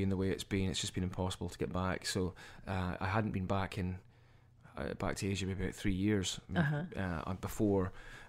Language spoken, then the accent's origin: English; Aberdeen, Scotland, United Kingdom; now in New Orleans, United States; we're all New Orleans based long term, but there's actually myself and another one of the guys originally from Aberdeen in Scotland, my hometown.